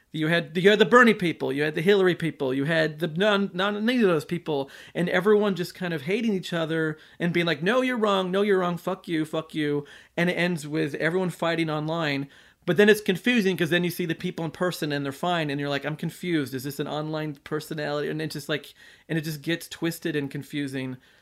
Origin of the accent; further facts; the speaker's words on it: United States; I'm an American